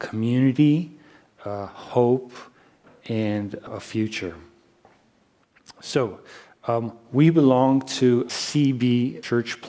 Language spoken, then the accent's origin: English; Canada; moved away; I'm Canadian.